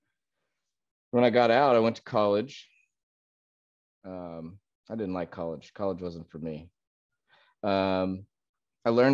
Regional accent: Pasadena, Texas, United States; I was born in Pasadena, Texas, which is just down the road from where we met on the work trip

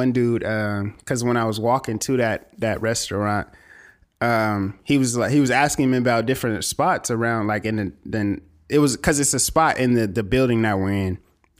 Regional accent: California, United States; Nigga, I'm from California.

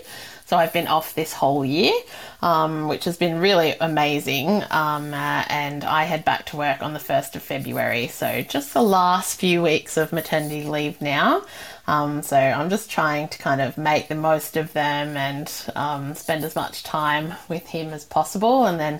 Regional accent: New South Wales, Australia; And I come from the Sutherland Shire, so it was my first time kind of working in a fancy restaurant.

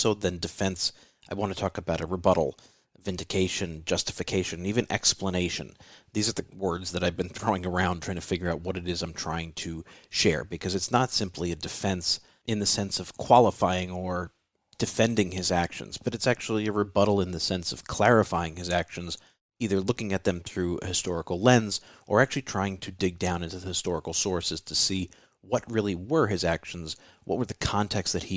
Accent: United States; as an Italian-American than just as an American

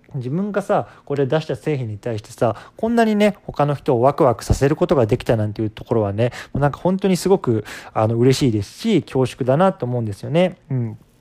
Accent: Japan; 僕自身こう日本で生まれ育って

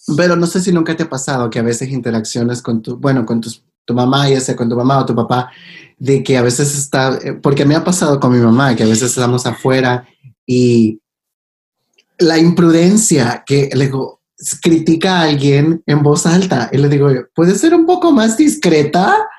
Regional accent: El Salvador; now in Los Angeles, United States; creciendo en El Salvador

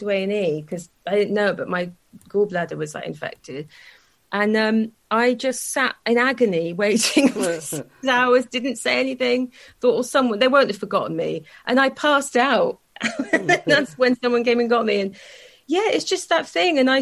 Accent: South Wales, United Kingdom; I grew up in South Wales.

